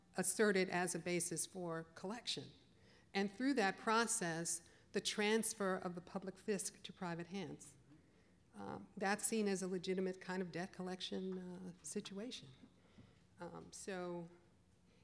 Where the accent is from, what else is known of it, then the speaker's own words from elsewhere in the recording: Chicago, Illinois, United States; moved away; I'm from the Midwest originally, I'm from Chicago, so it's right up the road